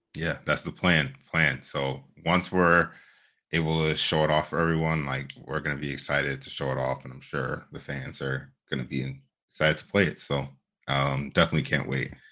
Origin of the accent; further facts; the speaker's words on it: Ohio, United States; growing up in Ohio